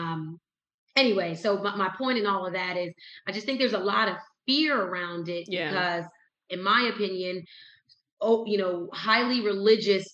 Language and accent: English; Whitesboro, New Jersey, United States; moved away; my hometown in Whitesboro, New Jersey